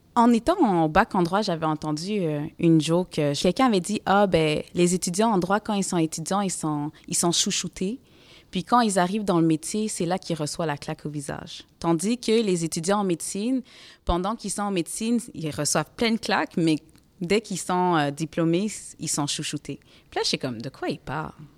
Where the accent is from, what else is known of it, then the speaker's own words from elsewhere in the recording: Montreal, Quebec, Canada; Moi, j'ai grandi à Côte-des-Neiges. C'est un quartier multiculturel